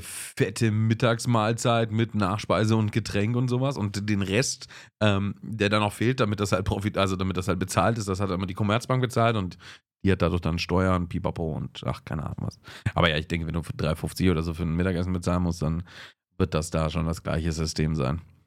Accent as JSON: {"language": "German", "town": "Augsburg", "region": "Bavaria", "country": "Germany", "said": "bei uns in Augsburg"}